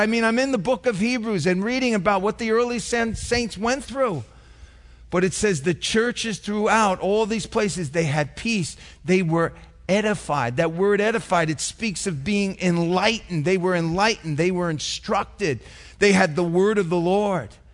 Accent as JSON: {"language": "English", "town": "Yonkers", "region": "New York", "country": "United States", "tie": "born or raised there", "said": "I grew up in Yonkers"}